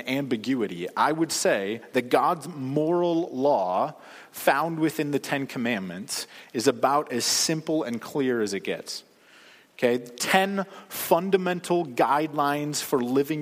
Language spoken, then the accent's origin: English; United States; as Americans